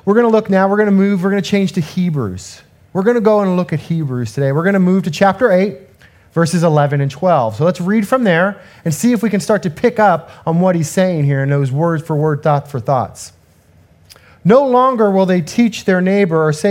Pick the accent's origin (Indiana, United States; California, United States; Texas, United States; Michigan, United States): California, United States; Southern; I'm from Southern California